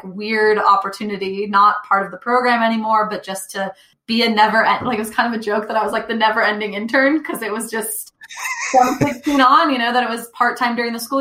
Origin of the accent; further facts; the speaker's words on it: Northern California, United States; also born or lived in Texas; I was raised in Northern California.